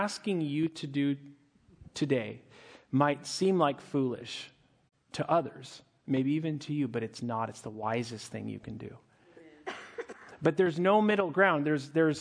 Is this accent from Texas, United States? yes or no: no; Montana, United States; I grew up in Montana